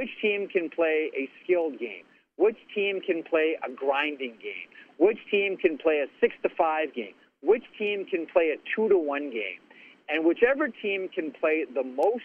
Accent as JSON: {"language": "English", "town": "Toronto", "region": "Ontario", "country": "Canada", "tie": "born or raised there", "said": "I was born in Toronto, but half my family's American"}